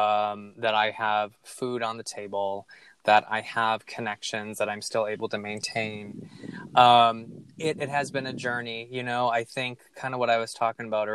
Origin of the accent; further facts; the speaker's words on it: Minneapolis, Minnesota, United States; Minneapolis, my hometown